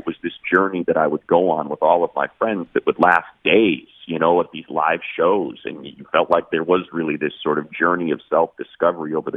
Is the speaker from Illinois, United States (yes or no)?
yes; Chicago, Illinois, United States; growing up in Chicago, you know, hardcore was really important to me